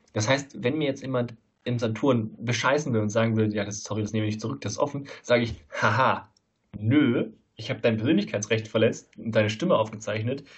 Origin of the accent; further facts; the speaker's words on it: Leverkusen, North Rhine-Westphalia, Germany; now in Saarland, Germany; in Leverkusen, wo ich herkomme